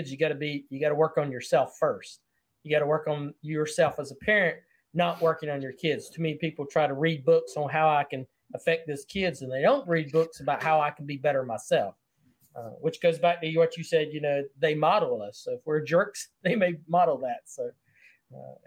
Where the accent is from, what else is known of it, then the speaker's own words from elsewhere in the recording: the South, United States; accent: Southern; I speak Southern English very well